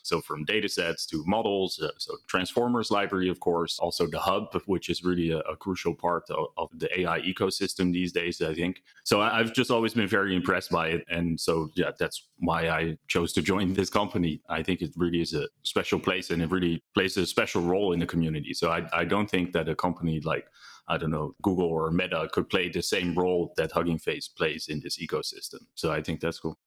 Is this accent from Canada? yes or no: no; Netherlands; moved away as an adult; also born or lived in United Kingdom / New York / Utrecht; now in California, United States; I'm originally from Holland, but I live in California